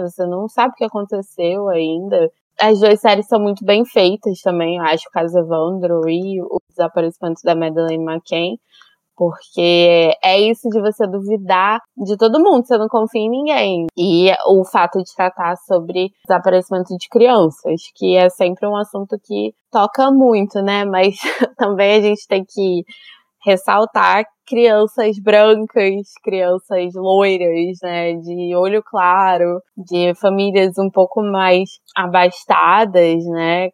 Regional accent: Brazil; na nossa vivência sendo brasileiro

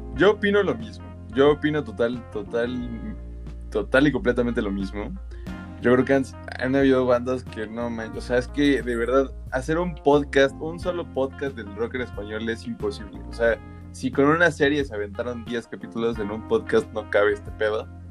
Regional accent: Mexico; somos mexas

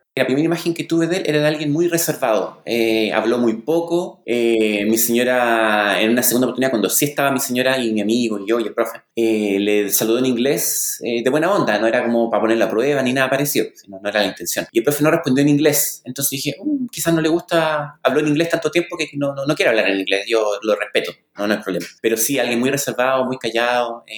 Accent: La Serena, Coquimbo, Chile; soy chileno, nacido y criado en la pequeña ciudad de La Serena

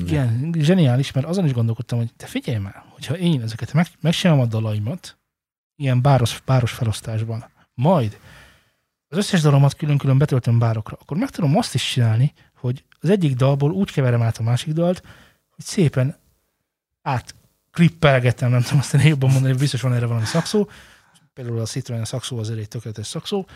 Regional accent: Hungary; magyarok vagyunk

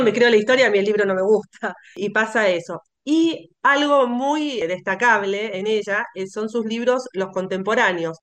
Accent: Argentina; yo soy argentina

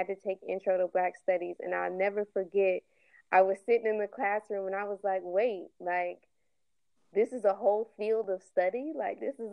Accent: Denver, Colorado, United States; moved away as an adult; now in Atlanta, United States; I'm from Denver, Colorado

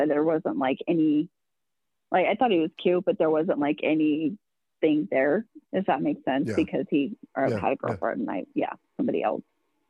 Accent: Lovell, Wyoming, United States; I was born and raised in Lovell, Wyoming. And graduated high school from here and went to the University of Wyoming for college. And now family? I live back in Lovell.

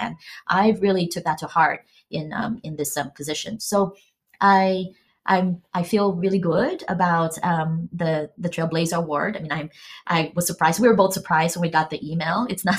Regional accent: Philippines; born there; I grew up in a small island. I was born in the Philippines, but I grew up in a small island.

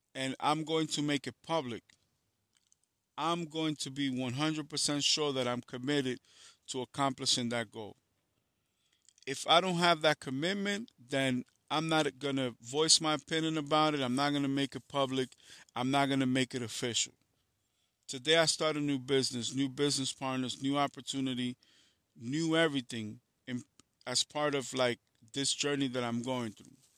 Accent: New York City, New York, United States; I'm from New York City

